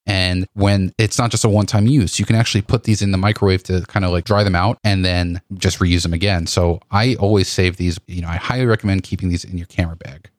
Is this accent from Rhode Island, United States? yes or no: no; New York, United States; as a New Yorker